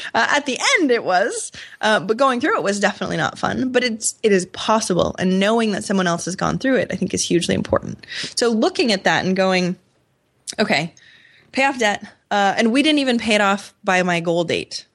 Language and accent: English; Maine, United States; moved away; also born or lived in Rochester, New York; I'm from Maine, so a super small town